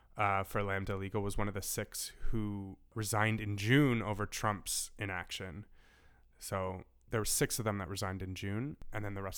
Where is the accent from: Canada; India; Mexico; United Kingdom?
Canada; I'm so Canadian.